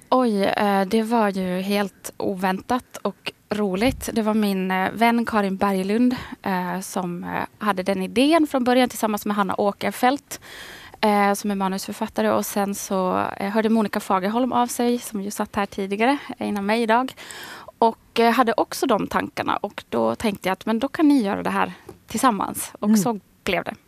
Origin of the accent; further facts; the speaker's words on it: Västerås, Västmanland, Sweden; accent: idiolect; also born or lived in Karis, Finland / Snappertuna, Finland; now in Stockholm, Sweden; jag är född i Karis. Men det var 83 och 84 så flyttade vi till Västerås.